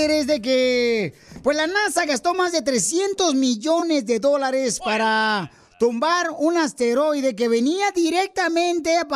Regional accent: Guanajuato, Mexico; now in United States; Porque acá venimos de Guanajuato a Estados Unidos.

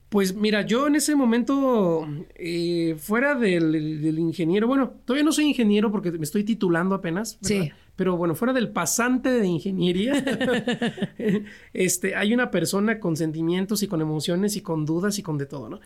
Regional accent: Nicolás Romero, State of Mexico, Mexico; also born or lived in San Luis Potosí; fui al municipio de Nicolás Romero, de donde yo soy, acá en el Estado de México

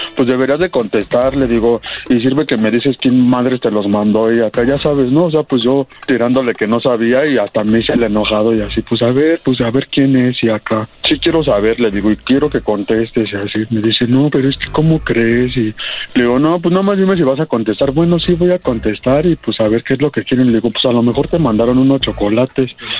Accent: Mexico City, Mexico; yo soy de aquí de, de Aragón. Bueno, yo de Aragón soy

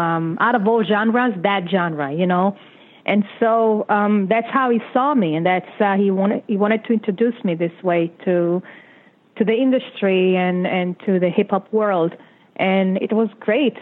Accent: Israel; English is a second language; moved away as an adult; now in United States; I was kind of a rookie in this country. I came here from Israel. My English was like me no English.

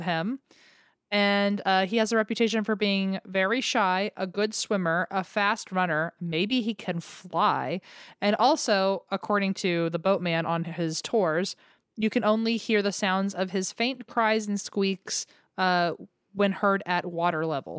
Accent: United States; accent: American; my American accent

